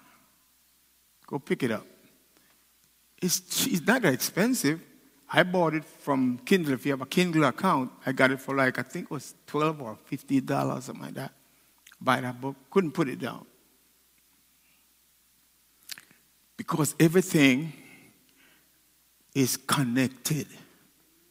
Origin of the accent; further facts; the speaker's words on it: Jamaica; now in United States; I'm a Jamaican. And I want to be a Jamaican. I love the food, I love my culture. I became an American